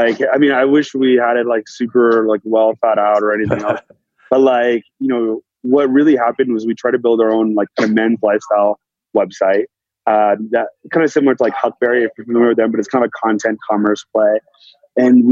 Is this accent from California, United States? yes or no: yes; Danville, California, United States; moved away as an adult; also born or lived in San Francisco / New York; now in Los Angeles, United States; So I grew up in the Bay Area and Danville, and then ended up living there most of my life.